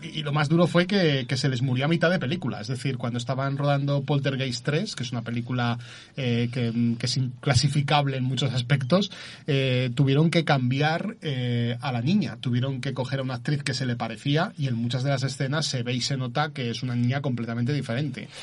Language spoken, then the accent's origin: Spanish; Zaragoza, Aragon, Spain; soy de Zaragoza, pero eh, curiosamente viajo cada 15 días a, Vilanova y la Yeltrú